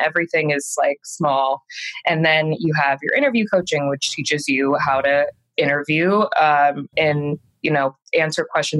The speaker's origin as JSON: {"language": "English", "region": "Maryland", "country": "United States", "also_born_or_lived": "New York", "moved": "yes", "lives_now": "Los Angeles, United States", "said": "From the East Coast. I'm from Maryland. Mm-hmm. And before this I lived in New York for 8 years."}